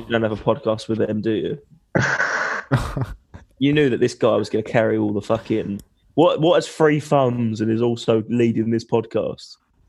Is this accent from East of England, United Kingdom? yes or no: yes; Essex, East of England, United Kingdom; I'm from Essex.